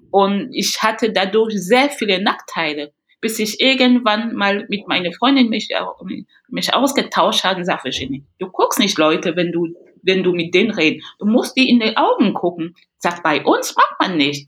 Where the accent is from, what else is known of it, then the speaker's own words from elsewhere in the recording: Cameroon; German is a second language; moved away as an adult; also born or lived in Paris, France; now in Bremen, Germany; ich vermisse auch wirklich sehr mein Land, Kamerun